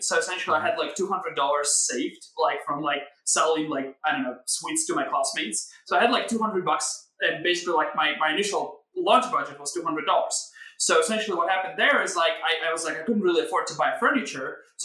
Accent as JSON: {"language": "English", "country": "Ukraine", "tie": "born or raised there", "said": "I was a kid growing up, basically regular kid doing regular things. Grew up in Ukraine"}